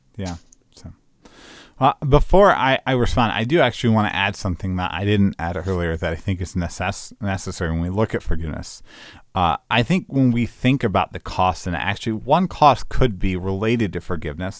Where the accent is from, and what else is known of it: United States